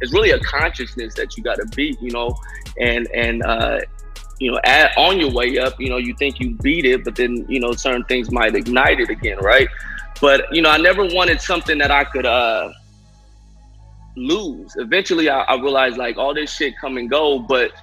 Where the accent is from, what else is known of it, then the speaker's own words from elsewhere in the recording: Sacramento, California, United States; I'm originally from Sacramento, California, just like you two. And, yeah, you know, as far as, you know, my backstory, I just, you know, grew up in an Alkali Flat neighborhood of downtown